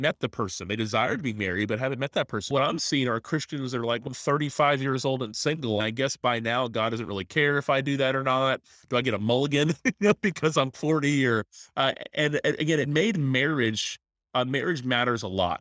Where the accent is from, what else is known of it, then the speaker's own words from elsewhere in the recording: Tallahassee, Florida, United States; I'm actually a pastor in my hometown, so pretty neat to be a chance to minister where I grew up. in Tallahassee, Florida